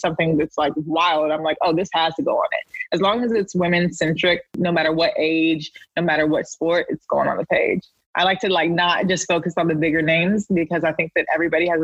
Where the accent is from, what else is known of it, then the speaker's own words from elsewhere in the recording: Raleigh, North Carolina, United States; moved away as an adult; now in New York City, United States; I'm from Raleigh, North Carolina, born and raised, went to NC State and everything